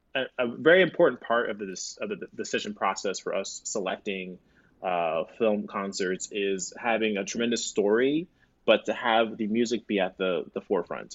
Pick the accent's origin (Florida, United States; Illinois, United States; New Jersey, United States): Florida, United States; moved away as an adult; now in Chicago, United States; I'm from Florida